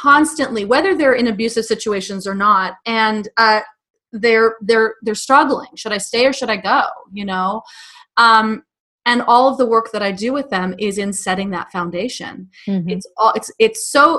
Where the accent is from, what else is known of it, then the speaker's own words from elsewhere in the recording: New York City, New York, United States; moved away as an adult; I grew up in New York City, and spent my first 30 years there besides college.